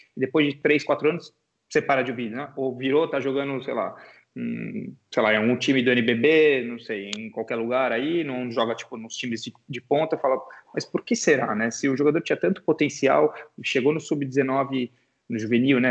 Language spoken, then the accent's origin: Portuguese; Brazil; nós como jogadores e como torcedores e como brasileiros